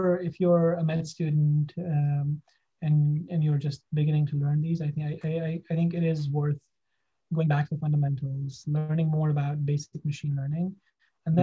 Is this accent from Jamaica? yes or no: no; Pakistan; moved away as an adult; also born or lived in Japan / Okinawa / Singapore / Baltimore; now in Boston, United States; I'm from Pakistan. I did my undergrad there